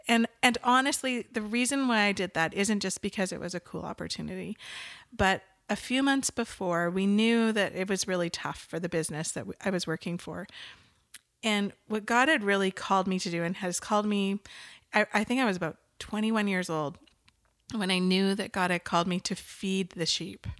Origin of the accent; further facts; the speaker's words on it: Nanaimo, British Columbia, Canada; moved away as an adult; also born or lived in southwestern Ontario; now in Ontario, Canada; I was born and raised in Nanaimo, Vancouver Island. So the west coast of Canada